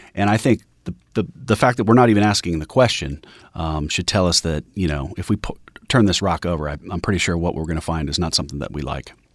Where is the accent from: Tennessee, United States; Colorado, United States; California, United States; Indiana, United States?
Colorado, United States; Denver; my hometown of Denver